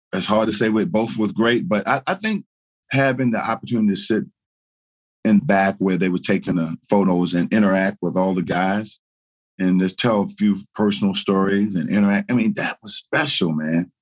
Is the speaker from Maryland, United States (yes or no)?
yes; Baltimore, Maryland, United States; also born or lived in Paris, France / Washington, North Carolina; we moved to Baltimore, Maryland, where I grew up.